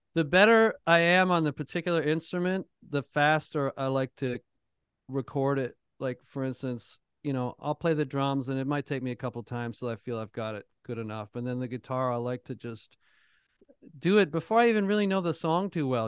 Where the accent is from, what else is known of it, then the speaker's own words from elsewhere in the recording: Toronto, Ontario, Canada; now in Nashville, United States; I grew up in Toronto